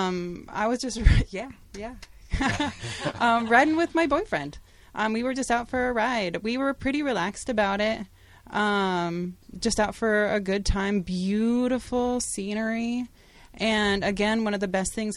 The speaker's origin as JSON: {"language": "English", "town": "Salem", "region": "Oregon", "country": "United States", "said": "I'm a nurse from Salem, Oregon"}